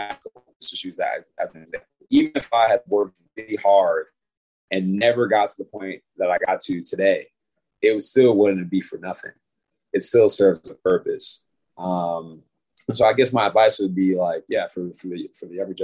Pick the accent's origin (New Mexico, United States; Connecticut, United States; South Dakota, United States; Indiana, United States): Connecticut, United States; Bridgeport; I'm from Bridgeport, Connecticut.